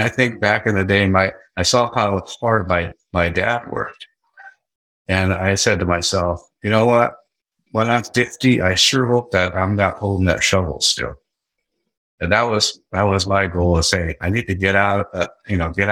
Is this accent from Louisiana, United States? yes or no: no; Seattle, Washington, United States; also born or lived in Tacoma, Washington; I grew up in the Seattle area. I was born in Tacoma